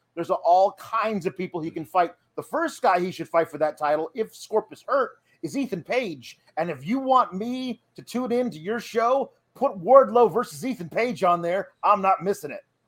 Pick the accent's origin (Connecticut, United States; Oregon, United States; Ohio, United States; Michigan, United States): Oregon, United States; moved away; I grew up in Oregon